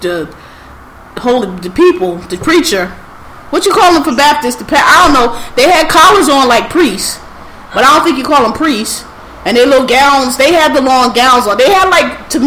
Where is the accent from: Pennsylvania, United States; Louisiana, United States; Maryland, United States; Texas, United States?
Pennsylvania, United States; Philadelphia; so I'm from Philly